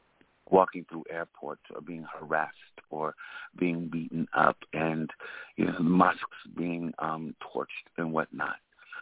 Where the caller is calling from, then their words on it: New York City, New York, United States; I'm calling from Brooklyn, New York.